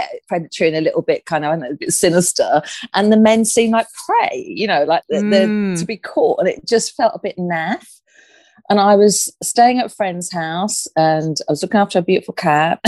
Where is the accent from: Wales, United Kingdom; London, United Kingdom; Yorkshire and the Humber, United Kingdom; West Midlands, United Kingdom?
London, United Kingdom; moved away as an adult; now in Hove, United Kingdom; I'm a Londoner. I now live in Hove, which is a really beautiful city on the South Coast.